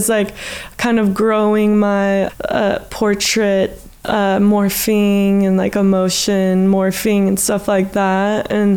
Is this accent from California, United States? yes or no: yes; Santa Cruz, California, United States; moved away as an adult; now in Australia; my hometown is Santa Cruz, and I have never lived in a city as an artist